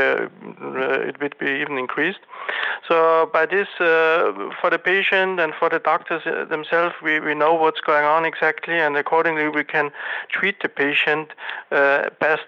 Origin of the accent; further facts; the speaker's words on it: Austria; moved away as an adult; also born or lived in Korea; now in South Korea; I'm originally from Austria. I'm here in Korea now for about 27 years